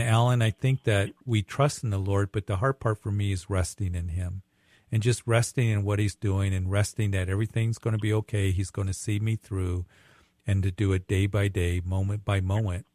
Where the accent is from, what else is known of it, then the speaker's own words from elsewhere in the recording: Widefield, Colorado, United States; now in Greeley, United States; I grew up down there in Whitefield and, uh, graduated at Whitefield and used to work at Fort Carson